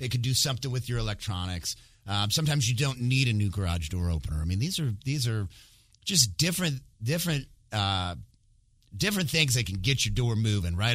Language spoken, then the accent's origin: English; Michigan, United States; moved away; I actually went back to my home state where I'm from originally, which is Michigan